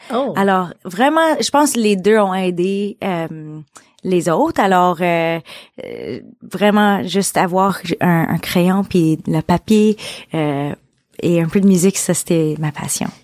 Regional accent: Beaconsfield, Quebec, Canada; j'ai grandi à, à Beaconsfield

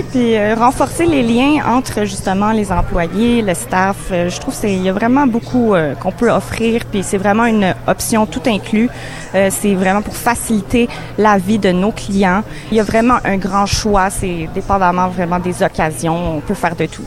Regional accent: Montreal, Quebec, Canada; moi, je viens de Montréal. C'est vraiment une ville cosmopolite. Euh, moi aussi, j'ai mes origines euh, de nord-africaine, de l'Europe. Je suis née ici au Canada

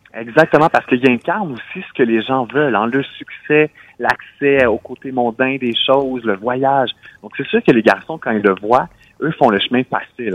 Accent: Quebec, Canada; chez nous au Québec

